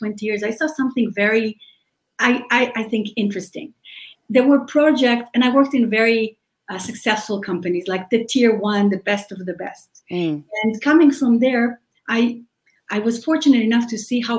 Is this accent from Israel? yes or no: yes; Israel; English is a second language; moved away as an adult; now in United States; we're original from Israel, which you can probably hear from my accent.